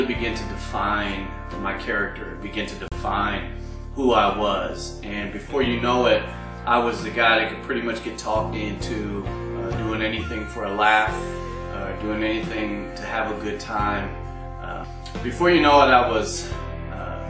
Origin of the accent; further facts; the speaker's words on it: Dayton, Ohio, United States; I was removed from Wayne High School by my parents and put into Dayton Christian High School